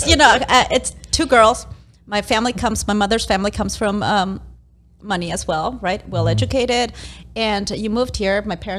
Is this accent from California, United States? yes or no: no; Las Vegas, Nevada, United States; English is a second language; So when people tell me where I'm from, I'm from Las Vegas. I've spent most of my life here.